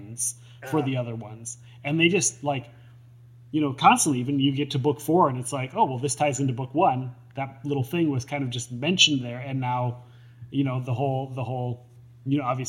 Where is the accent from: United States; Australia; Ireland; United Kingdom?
United States; Minnesota; I'm from Minnesota